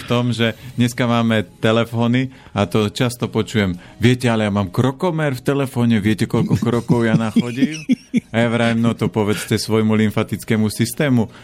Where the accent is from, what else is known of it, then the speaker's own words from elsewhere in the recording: Orava, Žilina Region, Slovakia; Ja pochádzam z Oravy a z piatich detí